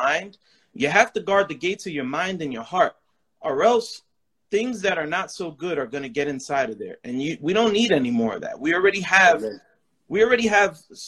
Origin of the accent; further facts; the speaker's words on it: New York City, New York, United States; moved away; I'm from the Bronx, New York. BX, stand up